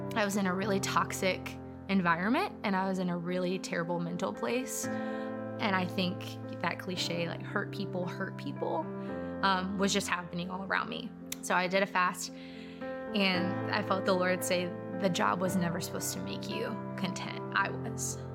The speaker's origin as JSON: {"language": "English", "town": "Pensacola", "region": "Florida", "country": "United States", "tie": "born or raised there", "also_born_or_lived": "Mississippi", "said": "I grew up here in Pensacola"}